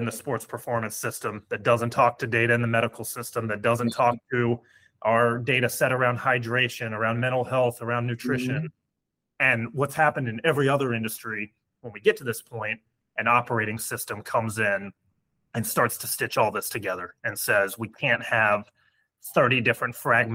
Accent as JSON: {"language": "English", "region": "Virginia", "country": "United States", "tie": "born or raised there", "also_born_or_lived": "North Carolina", "moved": "as an adult", "said": "I'm American by birth, grew up in Virginia, came down to school in North Carolina"}